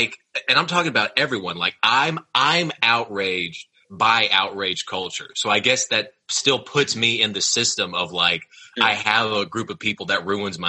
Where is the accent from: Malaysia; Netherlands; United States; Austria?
Austria; I'm an import from fucking Austria.